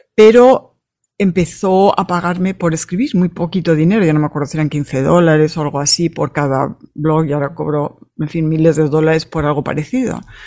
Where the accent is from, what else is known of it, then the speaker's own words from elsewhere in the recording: Madrid, Community of Madrid, Spain; now in United States; Yo nací en Madrid